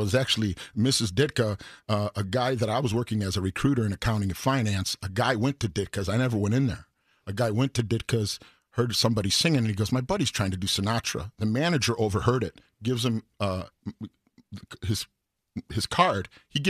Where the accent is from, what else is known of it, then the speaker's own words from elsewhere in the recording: Wayne, Illinois, United States; I grew up here in Wayne, you know, in the old...